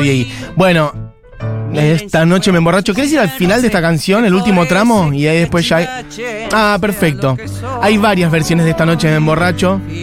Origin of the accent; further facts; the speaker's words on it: Brazil; accent: mezcla del portugués de Brasil; Spanish is a second language; moved away as an adult; now in Argentina; yo soy de Brasil